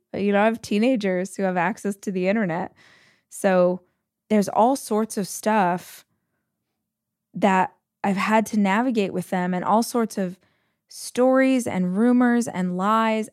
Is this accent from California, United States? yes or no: yes; Southern California, United States; also born or lived in Austin, Texas / Los Angeles, California; I am born and raised in Southern California, about two hours from where I live now.